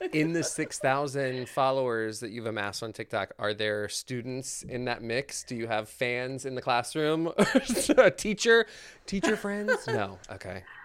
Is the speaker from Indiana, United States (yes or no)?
no; Maryland, United States; moved away; I'm originally from Maryland, and the Ren Fair there was huge